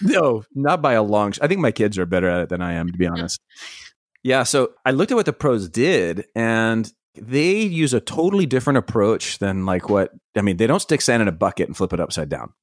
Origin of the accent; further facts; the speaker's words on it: East Coast, United States; I grew up on the East Coast, going to, like, Myrtle Beach and sometimes down to the Gulf